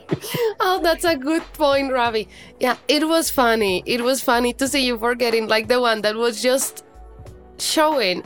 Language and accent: English; Colombia; I live in Colombia. I am from Colombia.